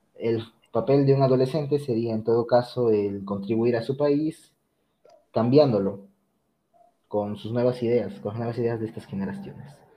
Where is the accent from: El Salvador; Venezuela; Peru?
Peru; llevar a mi Perú en lo más alto